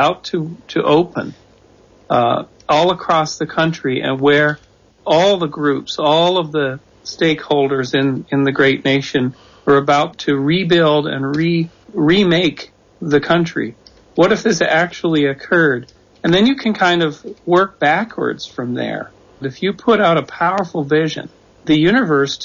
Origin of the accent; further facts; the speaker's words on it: Canada; moved away as an adult; also born or lived in Czechoslovakia; now in United States; I'm from Canada, so I've been a lifetime observer of America, as most Canadians are